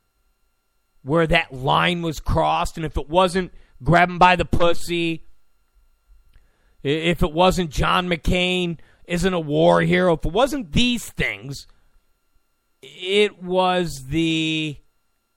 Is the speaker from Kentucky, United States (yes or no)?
no; New York, United States; I'm from New York. And I get that language.